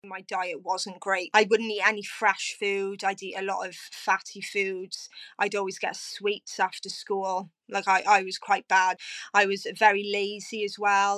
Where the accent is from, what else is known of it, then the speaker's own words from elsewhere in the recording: Cardiff, Wales, United Kingdom; also born or lived in Abercarn; I am originally from Cardiff, now living in Aberfale with my partner, Gavin.